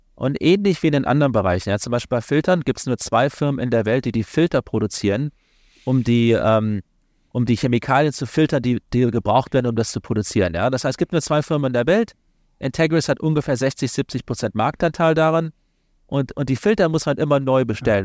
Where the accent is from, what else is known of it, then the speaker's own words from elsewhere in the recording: Kassel, Hesse, Germany; moved away as an adult; also born or lived in London, United Kingdom; now in Washington, United States; ursprünglich komme ich aus Kassel in Nordhessen, kleine Stadt